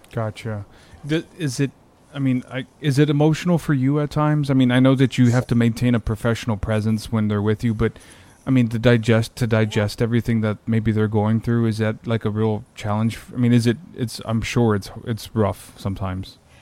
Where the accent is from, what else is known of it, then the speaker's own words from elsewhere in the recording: South Texas, United States; now in San Antonio, United States; I'm from South Texas, born and raised. I've been here all my life. I mean, not from San Antonio, but smaller parts of South Texas